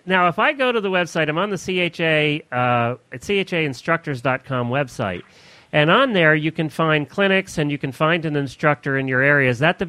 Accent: Lexington, Kentucky, United States; you have a national meeting coming up in my hometown.

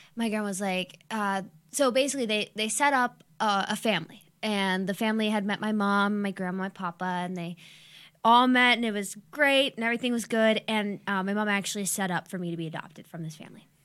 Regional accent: Youngstown, Ohio, United States; I'm twenty-six and I grew up in Youngstown.

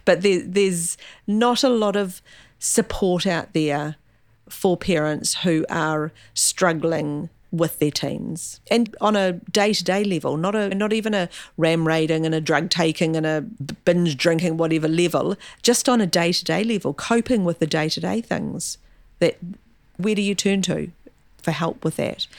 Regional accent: Gisborne, New Zealand; also born or lived in Gore; now in Auckland, New Zealand; Gisborne. Born and bred in Gisborne

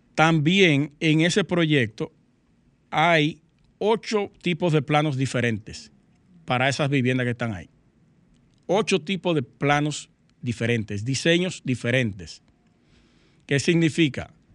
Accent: Dominican Republic; nosotros como dominicanos

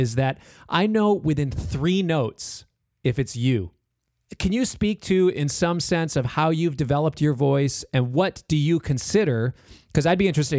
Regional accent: Minneapolis, Minnesota, United States; I am from Minneapolis. I grew up here. I live here now.

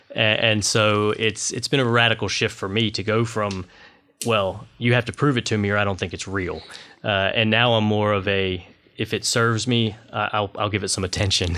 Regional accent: Washington, North Carolina, United States; I grew up in Washington, North Carolina.

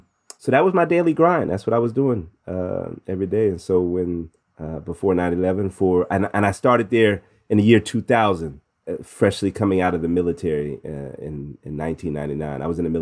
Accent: Midwest, United States; also born or lived in New Jersey / Missouri / Illinois / Indiana; Born in New Jersey, but raised in the Midwest between Missouri, Illinois, and Indiana.

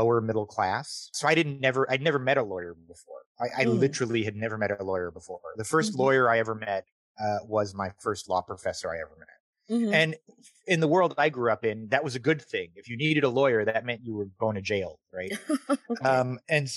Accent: Tempe, Arizona, United States; moved away as an adult; I'm from Tempe, Arizona, which is a little suburb

